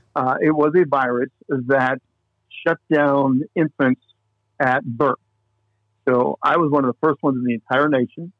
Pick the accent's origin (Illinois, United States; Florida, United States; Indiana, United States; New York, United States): Indiana, United States; moved away as an adult; also born or lived in Minnesota; now in Longmont, United States; born and raised in Indiana